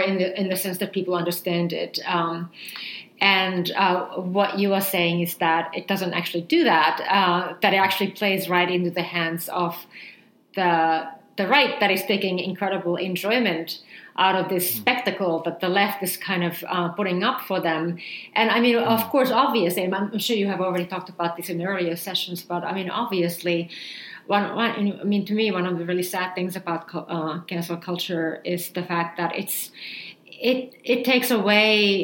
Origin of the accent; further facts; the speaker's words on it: Finland; when I was growing up in Finland